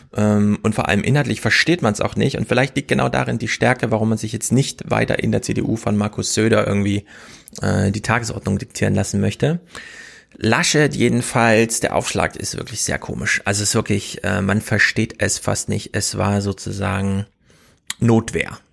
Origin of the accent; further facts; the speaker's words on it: the East, eastern Germany, Germany; bei uns im Osten